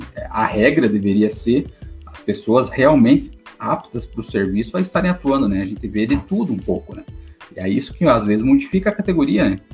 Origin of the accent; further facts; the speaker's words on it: Paraná, Brazil; sou do Paraná, vigilante há nove anos aqui no, no interior do Paraná